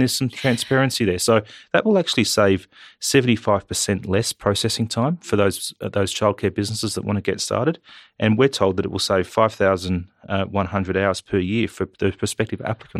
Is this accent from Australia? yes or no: yes; Wyong, New South Wales, Australia; moved away as an adult; also born or lived in Canberra; now in Western Australia, Australia; I grew up in New South Wales on the Central Coast. I grew up in Wyong, went to Wyong High School.